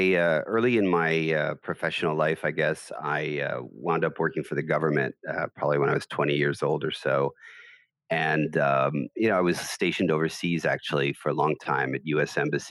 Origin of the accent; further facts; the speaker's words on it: New York City, New York, United States; moved away as an adult; now in Abu Dhabi, United Arab Emirates; I grew up in New York City